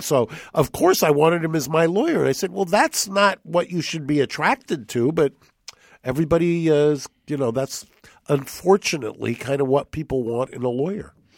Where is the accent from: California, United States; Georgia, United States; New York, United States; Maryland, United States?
California, United States; La Cañada Flintridge; when I was growing up in La Cañada, Pasadena